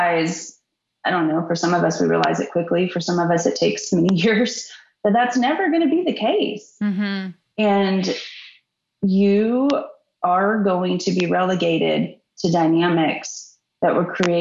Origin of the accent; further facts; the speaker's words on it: Texas, United States; I'm from Texas, Little League sports